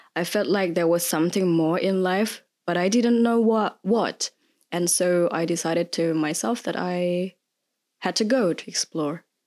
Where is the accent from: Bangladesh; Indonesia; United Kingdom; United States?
Indonesia; moved away as an adult; now in Germany; I originally come from Indonesia, but I've been living here in Germany for more than eight years